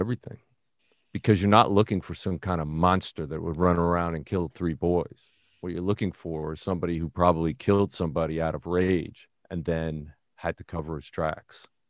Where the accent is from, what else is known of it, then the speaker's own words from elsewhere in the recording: New York City, New York, United States; moved away; I'm from the Bronx